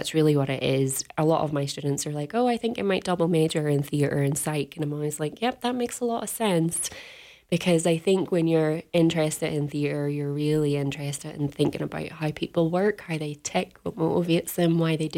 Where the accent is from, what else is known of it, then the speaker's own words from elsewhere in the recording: Northern Ireland, United Kingdom; now in United States; I'm from Northern Ireland